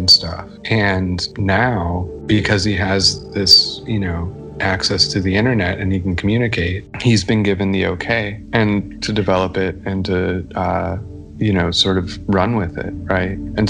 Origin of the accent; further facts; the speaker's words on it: Chicago, Illinois, United States; also born or lived in rural Georgia; now in Georgia, United States; I'm originally from Chicago, moved down here to rural Georgia.